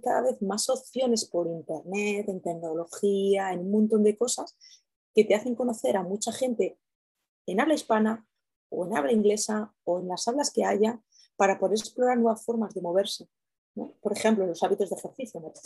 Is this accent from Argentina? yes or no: no; Castilla-La Mancha, Spain; yo soy manchega